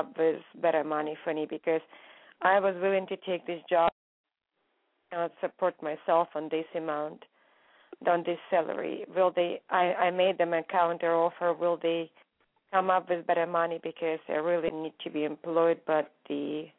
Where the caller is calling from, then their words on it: California, United States; It's California.